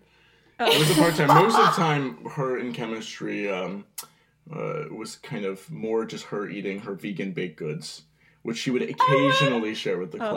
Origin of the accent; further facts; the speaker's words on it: Brooklyn, New York, United States; And I grew up in Brooklyn, New York. If you can't tell by my accent, no.